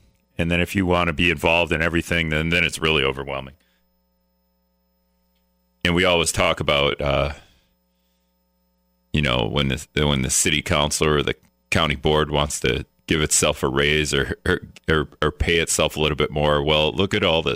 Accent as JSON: {"language": "English", "town": "Greenville", "country": "United States", "tie": "born or raised there", "moved": "yes", "lives_now": "La Crosse, United States", "said": "I grew up in Greenville"}